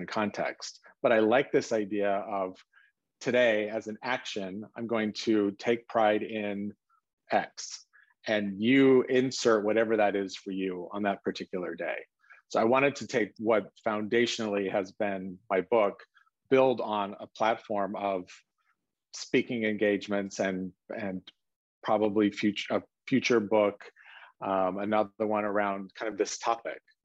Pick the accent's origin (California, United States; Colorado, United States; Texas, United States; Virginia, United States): California, United States; South Lake Tahoe; I grew up in South Lake Tahoe, Northern California, on the California side